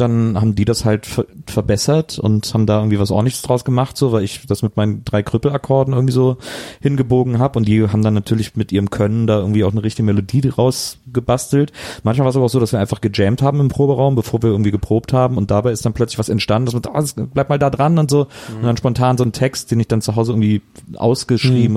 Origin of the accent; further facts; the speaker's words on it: Wesseling, North Rhine-Westphalia, Germany; moved away; also born or lived in Cologne / Berlin / Munich / Eifel; Ich bin halt nur in Wesseling aufgewachsen